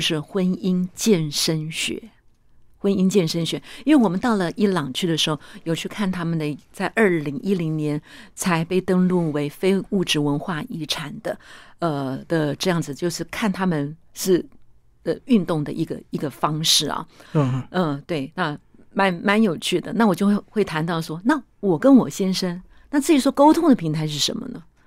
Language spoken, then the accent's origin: Chinese; Zhongxing New Village, Nantou County, Taiwan; 我是出生在中心新村的